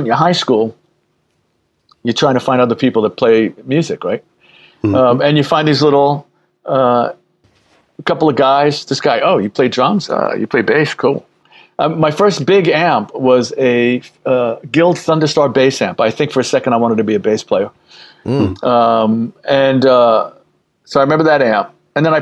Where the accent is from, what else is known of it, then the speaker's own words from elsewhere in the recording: New York City, New York, United States; also born or lived in Queens; So I grew up in the Bronx and then I moved to Queens when I was like 13